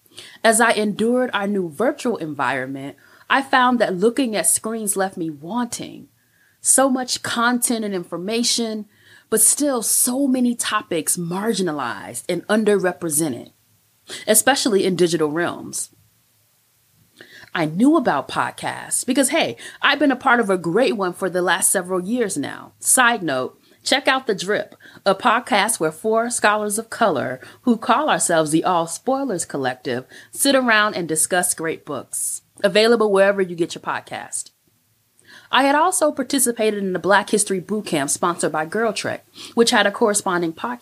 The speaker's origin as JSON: {"language": "English", "town": "Chicago", "region": "Illinois", "country": "United States", "tie": "born or raised there", "also_born_or_lived": "St. Louis, Missouri / Madison, Wisconsin", "moved": "as an adult", "said": "I am a product of the Chicago public school system"}